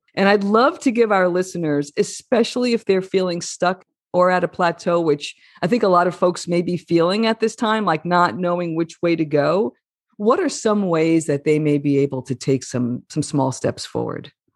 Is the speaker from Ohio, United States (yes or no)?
no; a mile outside the Lincoln Tunnel, New Jersey, United States; I grew up a mile outside the Lincoln Tunnel